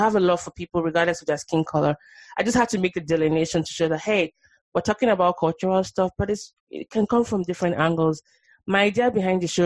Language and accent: English; Nigeria; moved away as an adult; now in United States; I'm Nigerian born. I was born in Nigeria. I moved here 11 years ago